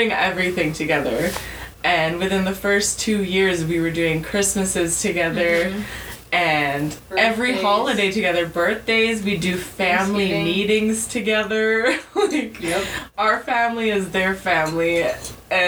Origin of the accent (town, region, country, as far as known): Kamloops, British Columbia, Canada; born or raised there; also born or lived in New Westminster, British Columbia / Port Coquitlam, British Columbia